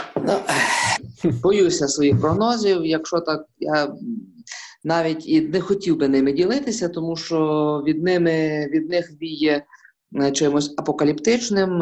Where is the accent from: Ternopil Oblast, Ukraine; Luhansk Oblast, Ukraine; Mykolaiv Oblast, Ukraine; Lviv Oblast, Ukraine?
Lviv Oblast, Ukraine; Lviv; я, як львів'янин, е, інколи взагалі е, своїм капіталом вважаю власне свою львівськість.